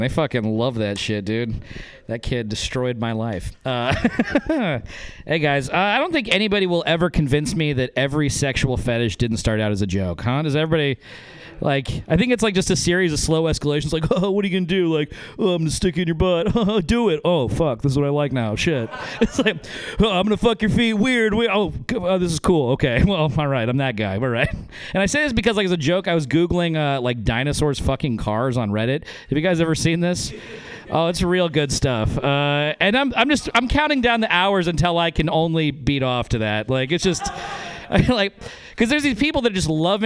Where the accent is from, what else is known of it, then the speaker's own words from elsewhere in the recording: Northern Nevada, United States; I'm from Northern Nevada